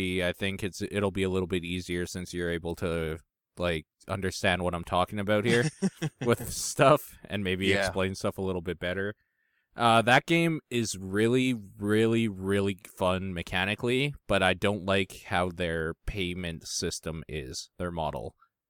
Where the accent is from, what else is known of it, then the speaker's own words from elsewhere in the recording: Canada; And I'm wondering if it's because I'm Canadian, like in Canada.